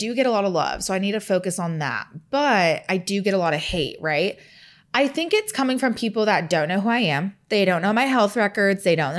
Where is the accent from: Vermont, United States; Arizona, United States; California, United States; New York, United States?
California, United States; Bay Area; moved away as an adult; also born or lived in Pullman, Washington; now in Los Angeles, United States; I'm from the Bay Area where it's a little bit more cold